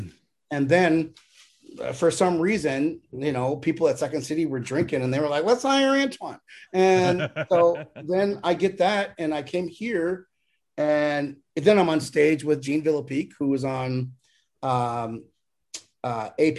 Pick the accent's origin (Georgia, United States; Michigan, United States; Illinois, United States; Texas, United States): Michigan, United States; Inkster; moved away; I'm from Inkster, Michigan